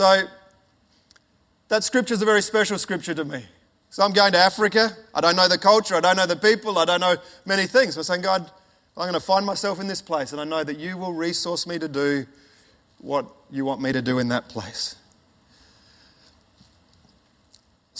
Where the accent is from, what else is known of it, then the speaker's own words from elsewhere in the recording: Ernabella, South Australia, Australia; moved away; also born or lived in Alice Springs / Papua New Guinea; I was born in Alice Springs and then grew up in a town called, or a little community called Ernabella, which is right in the middle of Australia, right in the desert